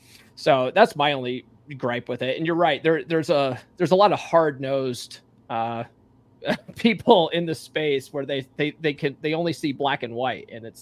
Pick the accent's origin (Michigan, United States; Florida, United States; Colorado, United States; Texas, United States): Colorado, United States; Conifer; So I'm a Colorado guy myself. You know, I grew up in Conifer and went to Evergreen High School.